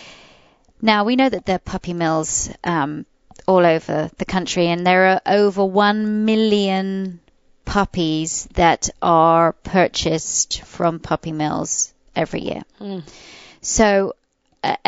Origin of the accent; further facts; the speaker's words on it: England, United Kingdom; now in United States; I was brought up in England.